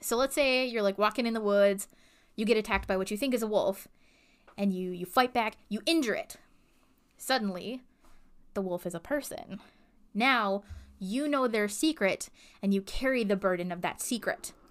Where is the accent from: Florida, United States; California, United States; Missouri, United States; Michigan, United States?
Michigan, United States; the farmhouse that I grew up in Michigan was lovely